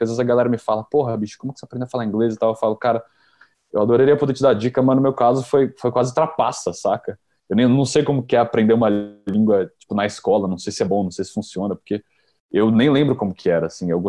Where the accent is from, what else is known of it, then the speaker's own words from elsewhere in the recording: São Paulo, Brazil; Eu sou de São Paulo.